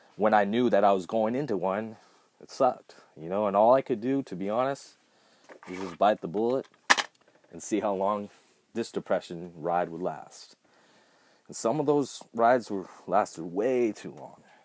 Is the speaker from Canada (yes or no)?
no; Southern California, United States; I was born here in Southern California